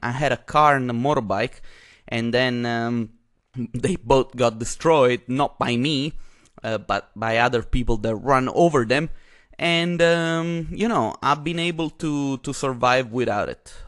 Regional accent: Italy; now in Vienna, Austria; I am Italian myself

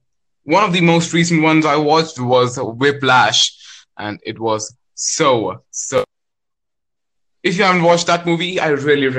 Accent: India; I'm from India.

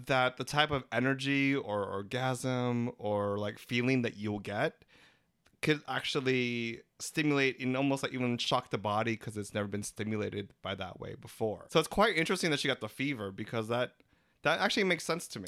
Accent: Philippines; We're three Filipino gay guys

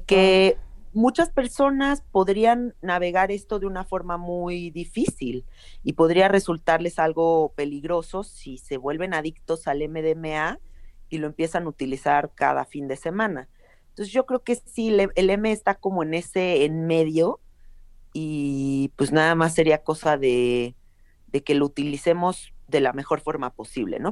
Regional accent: Mexico City, Mexico; yo nací en la Ciudad de México y toda mi vida he vivido acá.

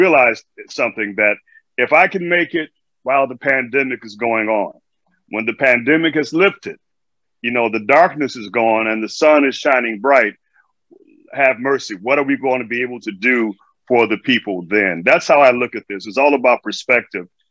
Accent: Chicago, Illinois, United States; moved away as an adult; now in New York City, United States; I'm originally from Chicago, Illinois, the south side of Chicago

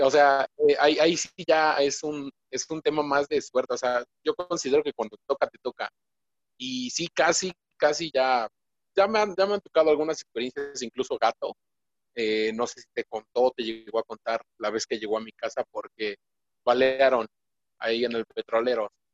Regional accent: Mexico; nosotros, como mexicanos

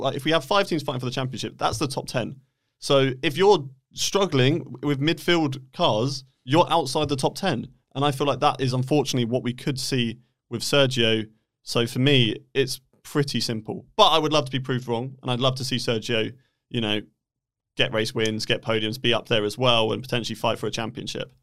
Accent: United Kingdom; I am British

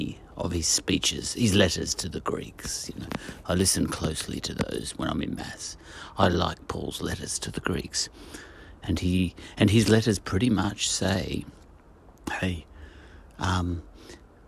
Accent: Australia; I'm an Australian

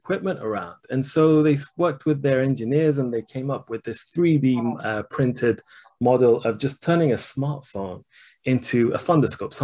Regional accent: Shiraz, Fars, Iran; moved away; the same hospital that I was born in Iran

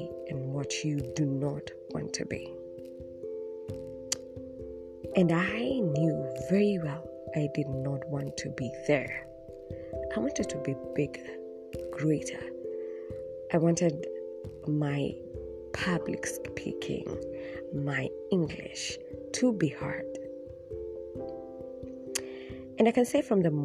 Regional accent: Nairobi, Kenya; I'm from Dandora

